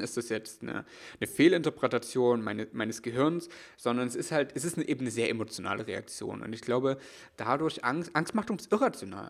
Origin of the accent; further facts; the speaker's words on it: East Germany, Germany; ich komm aus, komm aus der ostdeutschen Provinz